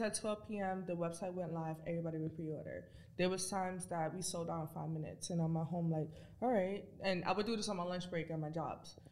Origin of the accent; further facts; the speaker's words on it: New York City, New York, United States; I grew up in the Bronx, New York